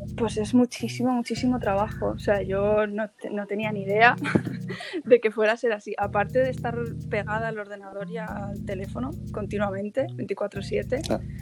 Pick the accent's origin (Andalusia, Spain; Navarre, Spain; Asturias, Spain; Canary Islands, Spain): Asturias, Spain; moved away as an adult; also born or lived in Madrid / London; yo soy asturiana